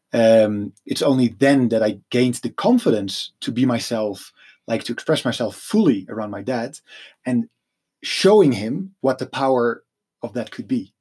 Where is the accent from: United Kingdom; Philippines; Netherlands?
Netherlands; I'm from Holland